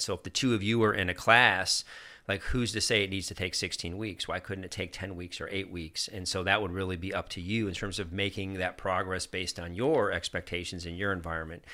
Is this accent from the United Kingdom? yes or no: no; Germany; moved away; also born or lived in upstate New York; I grew up in Germany